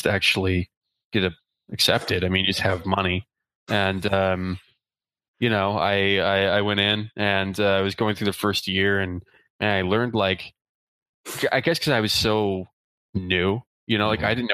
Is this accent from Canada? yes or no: yes; Eastern Canada, Canada; first language English; I grew up in Eastern Canada